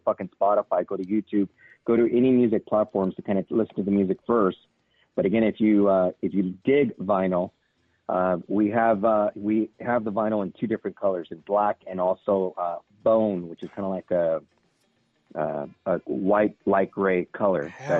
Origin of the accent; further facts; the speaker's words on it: Garden Grove, California, United States; also born or lived in Santa Ana; kind of where Rob and I grew up in Garden Grove, Santa Ana.